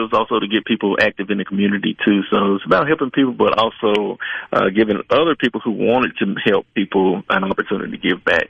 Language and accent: English; Glen Allan, Mississippi, United States; about 10 miles from my hometown of Glenallen